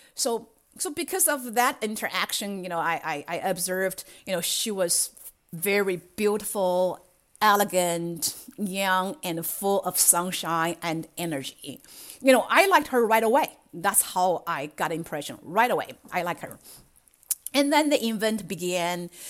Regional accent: China; English is a second language; moved away as an adult; now in United States; I grew up in China and I have spent half of my life there and another half in the United States

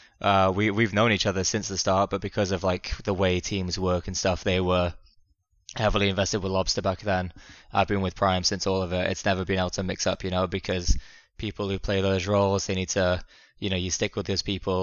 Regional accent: Wales, United Kingdom; I'm from Wales in the United Kingdom

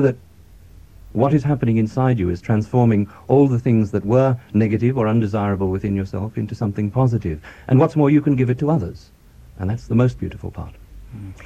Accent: Australia; I'm Australian

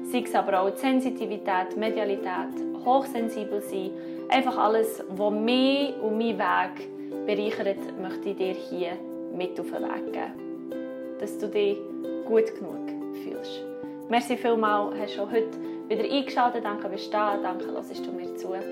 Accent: Bern, Switzerland; ich bin eine Berner Singer-Songwriter und Schauspielerin

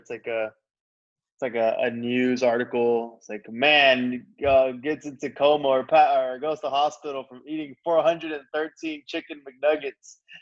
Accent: Texas, United States; I was born in Texas, and my mom and dad are both from Mexico.

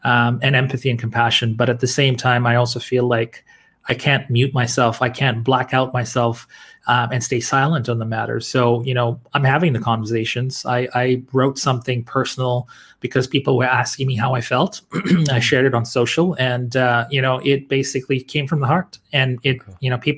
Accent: Dar es Salaam, Tanzania; born there; I was born in Dar es Salaam, Tanzania, and I see photos today, and it looks like a modern day Dubai, you know, parts of it.

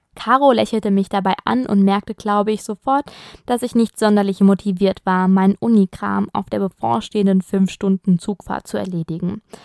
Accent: Germany; now in Italy; als Deutscher im Ausland lebt

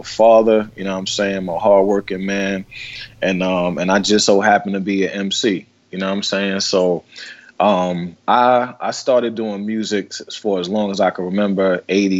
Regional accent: New York City, New York, United States; I'm from the 40th side of Queensbridge, man. That's where I was born

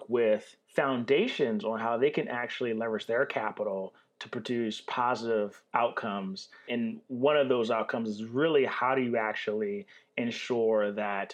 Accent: Baltimore, Maryland, United States; moved away as an adult; now in Oakland, United States; I'm from Baltimore City, Baltimore, Maryland. I moved to Oakland about 2.5 years ago

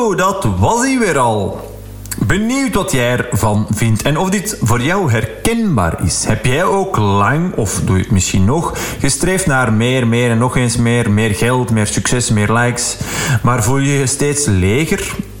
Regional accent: Flanders, Belgium; zo zijn we dan als Vlaming

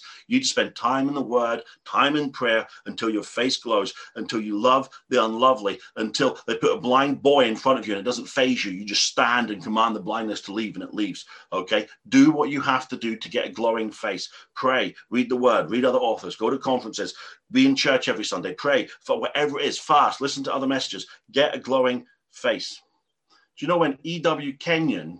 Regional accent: England, United Kingdom; I'm an Englishman.

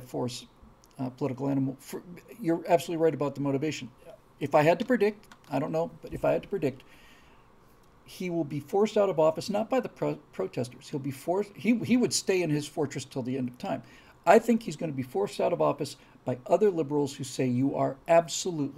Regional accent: United States; also born or lived in New York; as an American

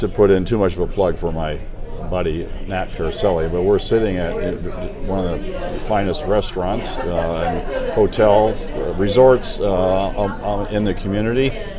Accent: Nevada, United States; I'm from Nevada

